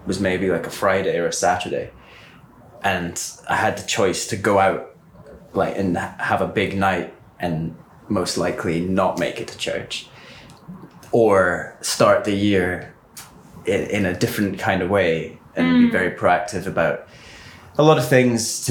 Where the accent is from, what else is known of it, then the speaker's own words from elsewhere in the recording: Aberdeen, Scotland, United Kingdom; I grew up in Aberdeen